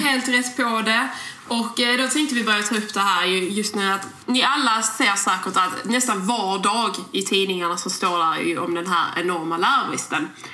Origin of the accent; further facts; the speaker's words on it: Skåne, Sweden; accent: broad Scanian (grov skånska); vi pratar väldigt grov skånska. eh, och, och, det är ju väldigt svårt att ändra på Eh, för vi är ju skåningar